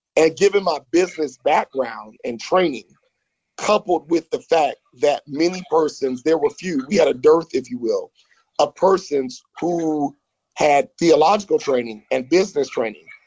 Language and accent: English; Florida, United States; also born or lived in Baton Rouge, Louisiana; Florida uh, is my home state